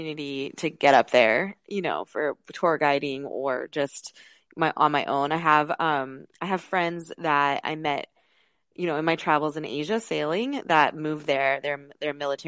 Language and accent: English; California, United States; I'm from California and I have, you know, grew up with family on the East Coast